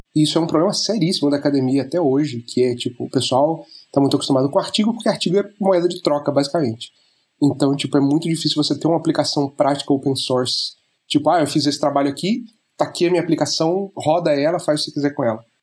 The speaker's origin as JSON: {"language": "Portuguese", "region": "Rio de Janeiro", "country": "Brazil", "moved": "as an adult", "lives_now": "Germany", "said": "eu sou originalmente do Rio de Janeiro."}